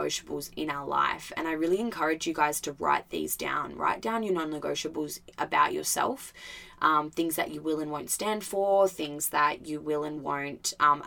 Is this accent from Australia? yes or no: yes; Albany, Western Australia, Australia; moved away as an adult; also born or lived in Gold Coast, Queensland; the year between me moving over to the Gold Coast and still living in Albany